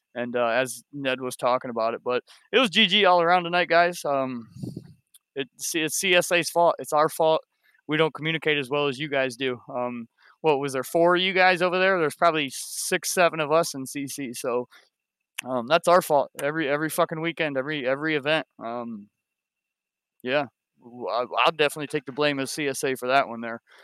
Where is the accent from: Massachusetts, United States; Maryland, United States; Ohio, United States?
Ohio, United States; I'm from Ohio myself